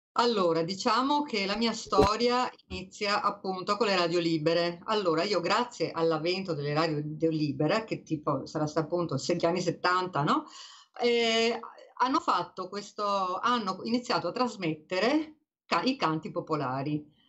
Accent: Venice, Veneto, Italy; io che sono veneziana e ti ho Dio sanca io abitavo in una casa dove non c'era il bagno

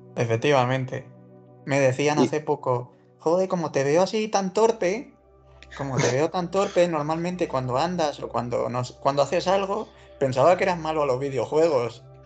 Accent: Málaga, Andalusia, Spain; now in Madrid, Spain; yo como no soy de Madrid, pues siempre el que no es de Madrid siempre tiene el, recurso fácil ese de decir el de su ciudad de nacimiento, en mi caso es el Málaga

